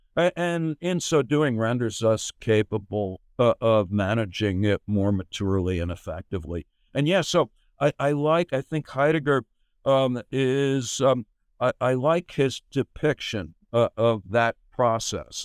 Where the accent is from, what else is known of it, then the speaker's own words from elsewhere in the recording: United States; I grew up in America